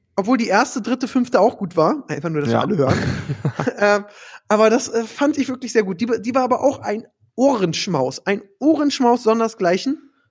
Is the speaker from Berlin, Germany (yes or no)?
yes; Berlin, Germany; Als Berliner